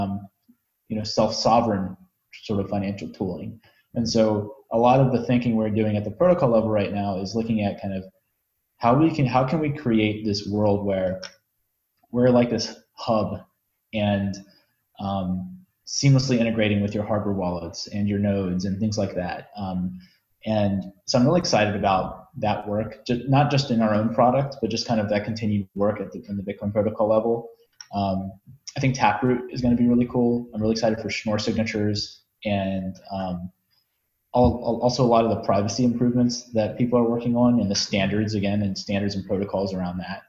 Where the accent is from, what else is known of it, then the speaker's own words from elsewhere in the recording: United States; I'm an American